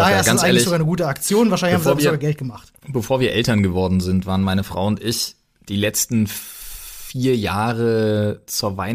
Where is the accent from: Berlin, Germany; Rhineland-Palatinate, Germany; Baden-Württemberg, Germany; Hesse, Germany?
Berlin, Germany; now in Brandenburg, Germany; Gut, jetzt habe ich gut lachen, weil ich jetzt Brandenburger bin. Aber auch als Berliner, als Exil-Berliner, der ich ja jetzt bin